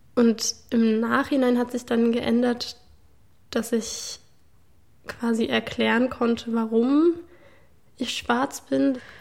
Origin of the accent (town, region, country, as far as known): Leipzig, Saxony, Germany